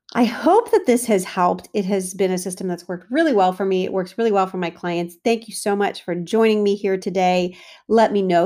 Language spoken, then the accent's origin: English; United States; As an American Italian, I grew up with super heavy pasta dishes